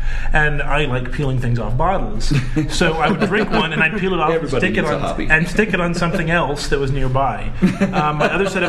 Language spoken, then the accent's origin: English; United States; I'm an American.